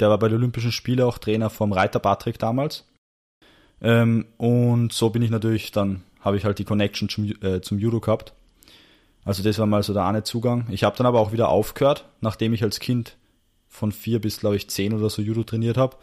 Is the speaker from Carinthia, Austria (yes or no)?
no; Salzburg, Austria; now in Vienna, Austria; ich bin ursprünglich aus Salzburg, ja. aber bin jetzt quasi auch so halber Wiener